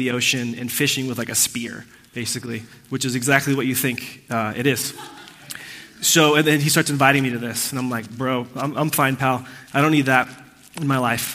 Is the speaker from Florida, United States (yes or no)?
no; Laguna Niguel, California, United States; also born or lived in Puerto Rico; I was born in Puerto Rico. I moved to Orange County when I was 8 or 9 years old, and I lived in this place called Laguna Niguel in South Orange County